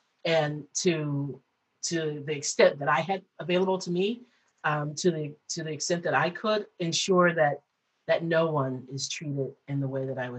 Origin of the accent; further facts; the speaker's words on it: Detroit, Michigan, United States; I moved from Detroit to Chicago. I went to school in outside of Chicago. Then I moved home for a little bit, and then I moved back